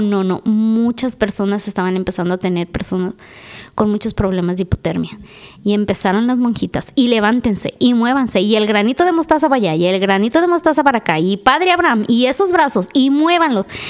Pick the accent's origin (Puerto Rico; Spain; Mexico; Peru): Mexico; somos mexicanos